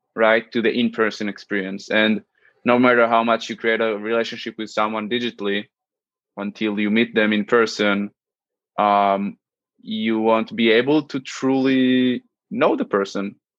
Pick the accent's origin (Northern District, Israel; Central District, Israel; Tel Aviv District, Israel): Central District, Israel; moved away as an adult; now in New York, United States; I'm originally from Israel, as I mentioned, uh, the central area. I spent most of my life there, uh, okay. 21 years uh, in specific.